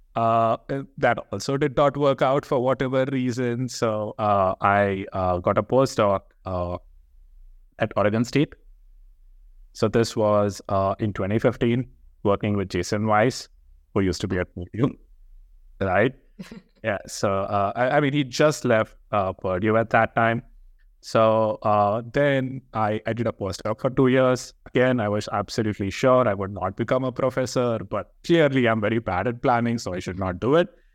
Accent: Hyderabad, Telangana, India; moved away; I come from India, uh, from this place called Hyderabad

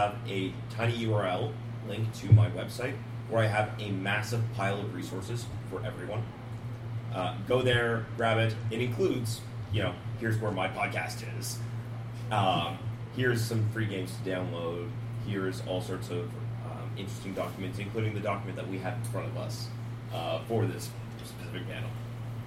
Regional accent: Canada; I'm a Canadian game designer.

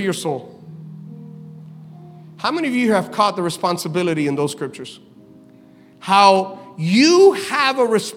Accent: Miami, Florida, United States; we're from Miami

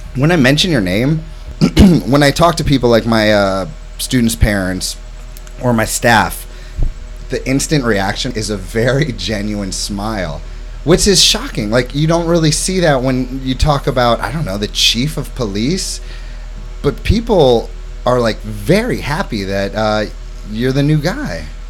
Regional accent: St. Louis, Missouri, United States; also born or lived in New York City; now in Hammonton, United States; grew up in St. Louis, Missouri

